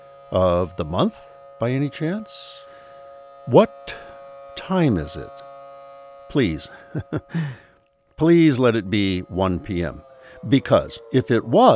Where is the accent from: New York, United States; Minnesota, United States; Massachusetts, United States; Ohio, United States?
Minnesota, United States; Duluth; when I was growing up in Duluth